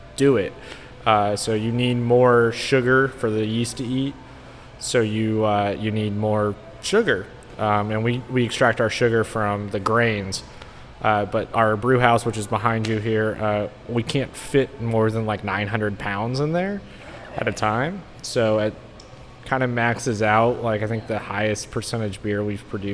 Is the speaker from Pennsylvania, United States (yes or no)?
yes; Pennsylvania, United States; moved away as an adult; also born or lived in Pittsburgh; now in Texas, United States; I'm from Pennsylvania